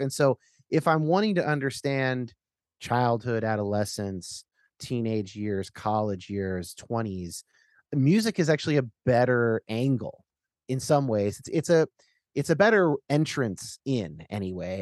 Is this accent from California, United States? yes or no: yes; Northern California, United States; I'm growing up in Northern California